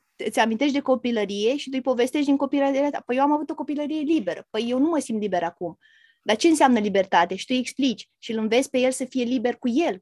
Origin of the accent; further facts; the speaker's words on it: Romania; moved away as an adult; now in England, United Kingdom; sunt din România